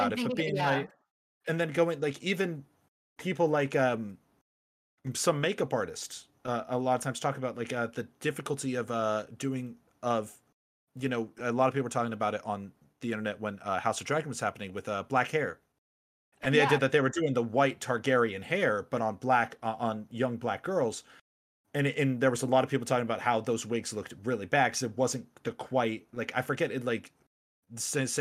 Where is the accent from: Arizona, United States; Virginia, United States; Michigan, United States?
Arizona, United States; growing up in Arizona